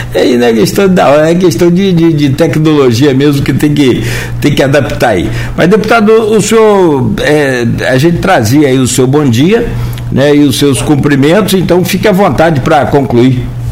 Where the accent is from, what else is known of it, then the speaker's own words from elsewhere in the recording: Italva, Rio de Janeiro, Brazil; eu, eu, sou de Italva, então eu conheço essa região noroeste muito